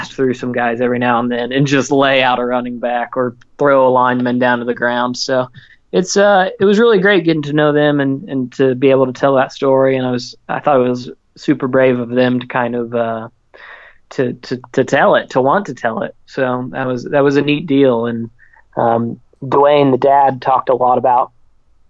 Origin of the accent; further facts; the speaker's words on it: Oklahoma City, Oklahoma, United States; Growing up in Oklahoma City